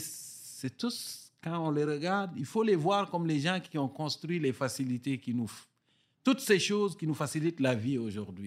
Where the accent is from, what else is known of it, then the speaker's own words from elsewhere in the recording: Bas-du-Fleuve, Quebec, Canada; accent: Gaspésien; les villages du bas du fleuve où j'ai grandi au Québec